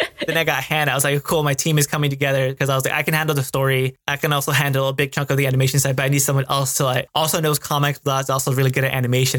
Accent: United States; being a Mexican American myself because growing up in America, I was more Americanized

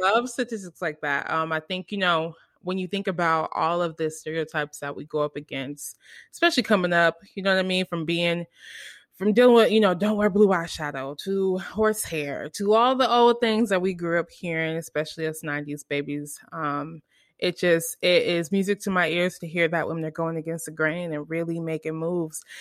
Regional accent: United States; I'm American

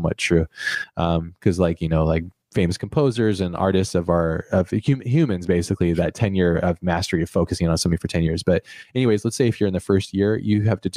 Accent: United States; I'm American.

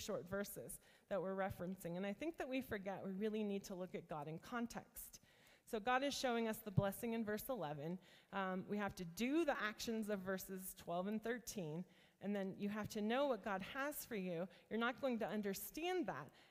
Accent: rural northeast Ohio, United States; I grew up in a very small town in rural northeast Ohio

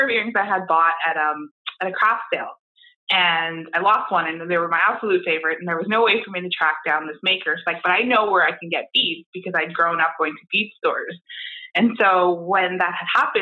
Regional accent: Toronto, Ontario, Canada; moved away as an adult; now in Windsor, Canada; I am originally from Toronto. I moved to Windsor about 14 years ago to study at the university

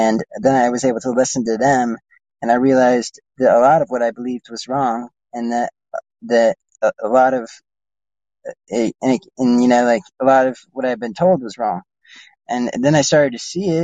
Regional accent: United States

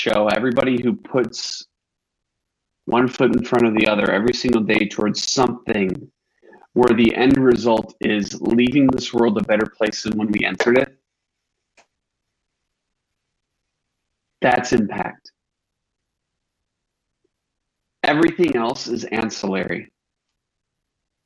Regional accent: Northern Illinois, United States; We're both from Northern Illinois

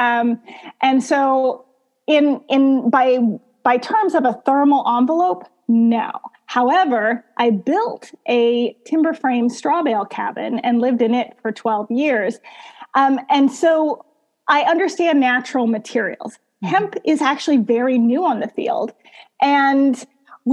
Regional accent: Missouri, United States; I'm from Missouri

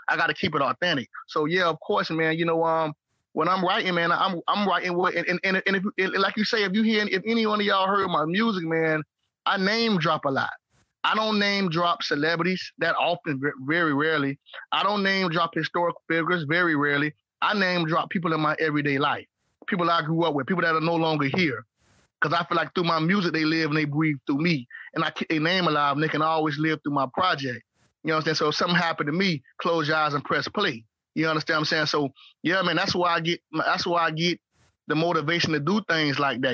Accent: St. Petersburg, Florida, United States; When I started growing my dreads in St. Pete, in St. Petersburg, Florida, the Bird, Trigger City, St. Creek, St. Pistol

